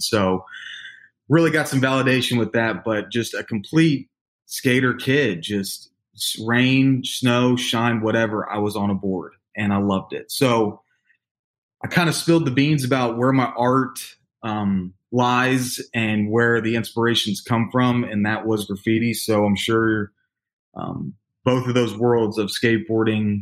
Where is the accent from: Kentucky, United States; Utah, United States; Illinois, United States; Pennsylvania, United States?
Kentucky, United States; Louisville; also born or lived in Laguna Niguel, California; born in Laguna Niguel, California, but moved here to Louisville, Kentucky at a very young age